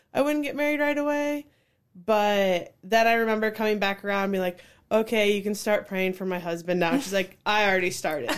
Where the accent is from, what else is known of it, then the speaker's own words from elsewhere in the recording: Cedar Falls, Iowa, United States; I grew up in Cedar Falls since fourth grade